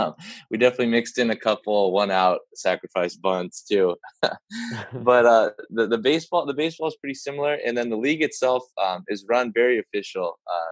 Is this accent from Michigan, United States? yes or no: no; Los Angeles, California, United States; my hometown in Los Angeles